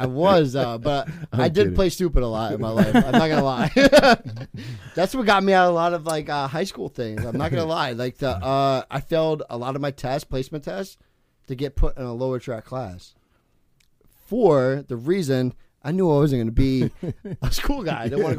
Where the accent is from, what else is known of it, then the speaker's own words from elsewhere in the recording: Toms River, New Jersey, United States; also born or lived in California; I grew up in Toms River.